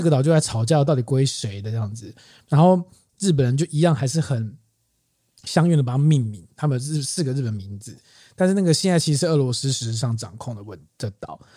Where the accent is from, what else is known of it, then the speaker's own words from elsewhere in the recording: Keelung, Taiwan; 我的老家基隆